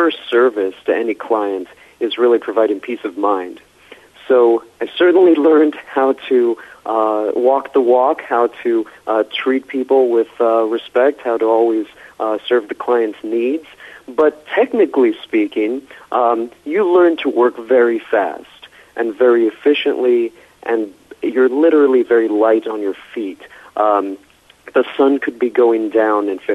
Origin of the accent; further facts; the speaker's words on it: Los Angeles, California, United States; I was born and raised in Southern California, so there are a few of us filmmakers out here in L.A. who are natively from L.A.